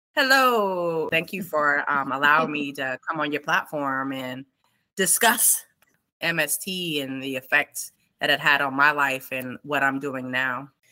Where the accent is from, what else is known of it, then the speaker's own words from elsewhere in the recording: New York City, New York, United States; moved away as an adult; born and raised in New York City.